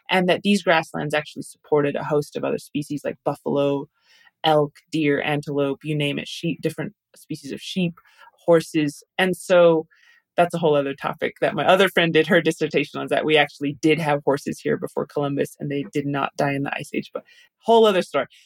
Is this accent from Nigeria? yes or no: no; Canada; You know, I'm from the Dene Nation. I'm I've been raised the very pro-indigenous lens since I was born by my parents